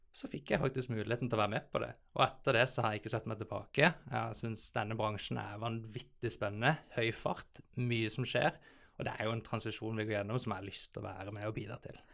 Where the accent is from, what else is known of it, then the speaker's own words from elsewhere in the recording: Southern Norway, Norway; moved away as an adult; also born or lived in Bergen, Norway / Copenhagen, Denmark / New York, United States; now in Oslo, Norway; jeg er en sørlending som eh, har eh, forvilla meg litt opp i Oslo